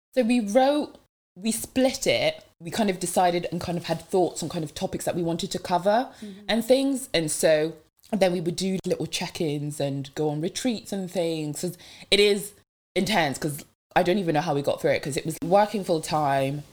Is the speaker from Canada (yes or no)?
no; Devon, South West England, United Kingdom; first language French; English is a second language; moved away; I went back um, to my hometown in Devon